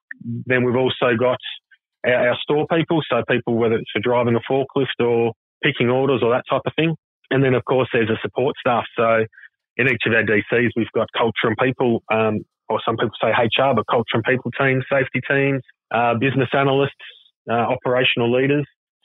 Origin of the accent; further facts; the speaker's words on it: Croydon, Victoria, Australia; also born or lived in Brunswick / Wyndham Green / Manor Lakes; now in Point Cook, Australia; I grew up out in Croydon and then lived in Brunswick for a little while. And then, moved out into Wyndham Green, then Manor Lakes, and now in Point Cook.